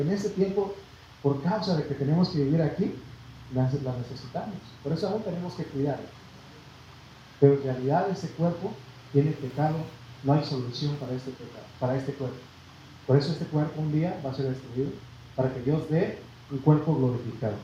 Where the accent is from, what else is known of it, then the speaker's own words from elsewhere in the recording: Mexico; nosotros, hermano, nacimos en México y nos llenamos de orgullo y decimos yo soy mexicano